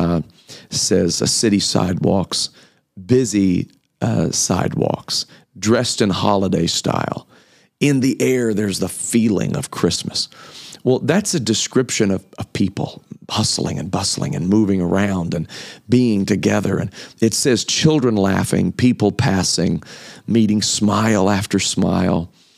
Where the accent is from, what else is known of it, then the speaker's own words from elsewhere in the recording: Kokomo, Indiana, United States; moved away as an adult; also born or lived in Memphis, Tennessee; I was raised in Kokomo, Indiana.